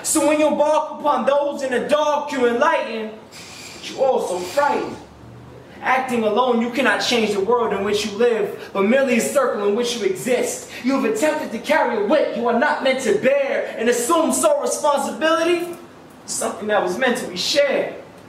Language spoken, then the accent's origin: English; New York City, New York, United States; Stands for Putting Out Eternal Thoughts. And I came all the way from Harlem.